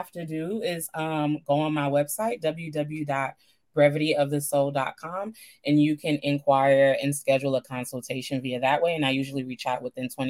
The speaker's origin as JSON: {"language": "English", "region": "New York", "country": "United States", "tie": "born or raised there", "also_born_or_lived": "Jamaica", "moved": "yes", "lives_now": "Georgia, United States", "said": "My parents are from Jamaica. I was born from New York to Georgia"}